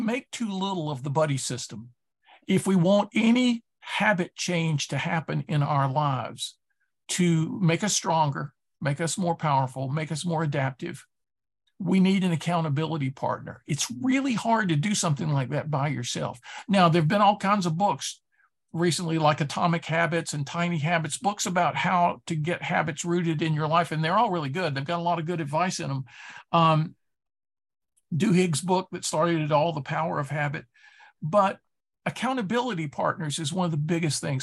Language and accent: English; Durham, North Carolina, United States; I grew up in Durham, North Carolina